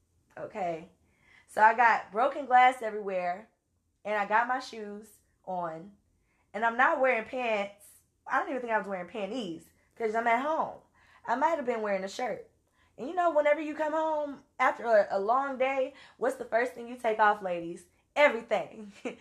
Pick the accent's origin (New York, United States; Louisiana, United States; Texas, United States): Louisiana, United States; I'm from Louisiana. So, and I know I don't have an accent, but that's for y'all, not for me.